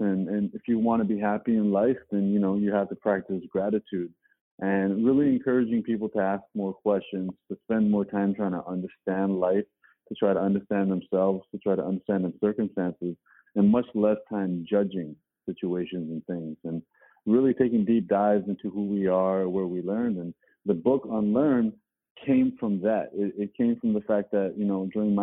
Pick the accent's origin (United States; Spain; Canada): Canada; Toronto, Ontario; I was born and raised in Toronto.